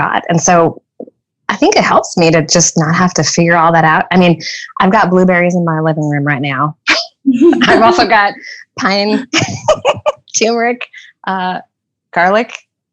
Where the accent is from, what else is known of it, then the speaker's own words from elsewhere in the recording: Southern California, United States; now in Oklahoma, United States; growing up in Southern California